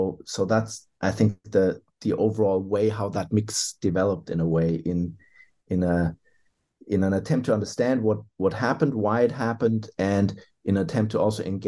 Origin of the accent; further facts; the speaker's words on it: Germany; now in Australia; I hail from Germany originally